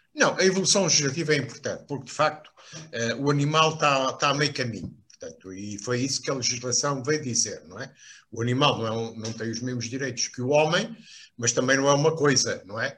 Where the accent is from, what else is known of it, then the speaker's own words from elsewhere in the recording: Lisbon, Portugal; also born or lived in Beira Alta; Embora não tenha sido criado na província, fui criado numa zona eh, de Benfica